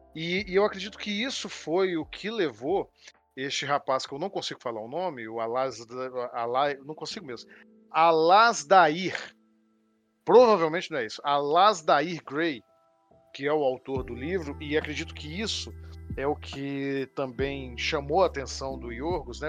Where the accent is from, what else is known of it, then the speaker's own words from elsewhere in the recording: Brazil; sendo artista no Brasil